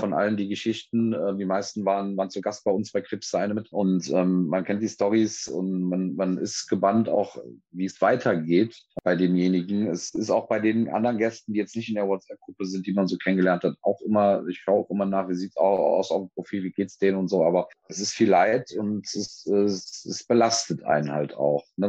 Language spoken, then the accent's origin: German; Cologne, North Rhine-Westphalia, Germany; ich bin eine Kölsche Jung, das ist bei uns so